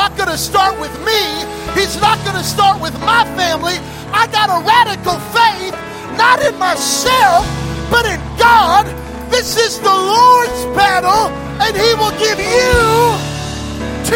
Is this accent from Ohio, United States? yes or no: no; Belen, New Mexico, United States; moved away; I'm from Belen, New Mexico, population 1,700, more dairy cows than people. I was born and raised in a trailer park.